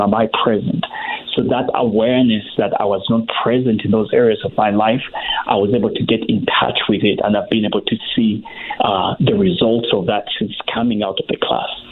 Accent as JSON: {"language": "English", "country": "Uganda", "tie": "born or raised there", "said": "growing up in Uganda"}